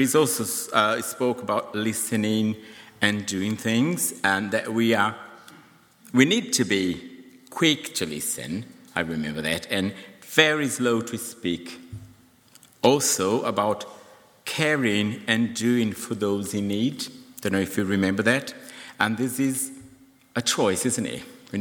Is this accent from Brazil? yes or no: yes; Brazil; now in United Kingdom; my home country